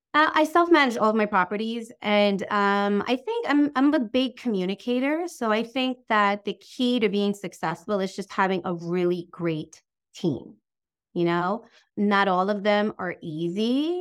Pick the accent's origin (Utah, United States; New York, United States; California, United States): New York, United States; Long Island; I'm from New York